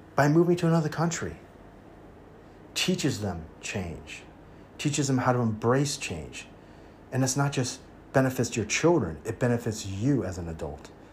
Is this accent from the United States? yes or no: yes; United States; also born or lived in Taiwan; now in Thailand; I'm American at heart because that's where I was raised